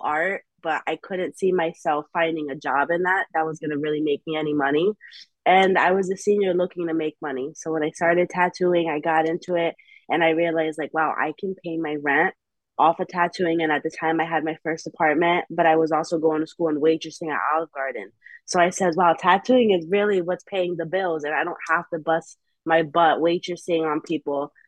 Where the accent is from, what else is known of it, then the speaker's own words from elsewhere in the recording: New Haven, Connecticut, United States; also born or lived in Hamden; I'm born and raised in New Haven